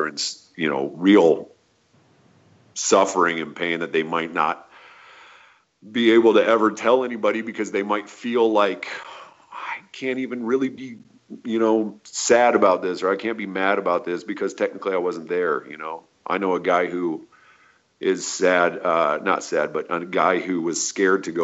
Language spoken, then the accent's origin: English; United States; I'm an American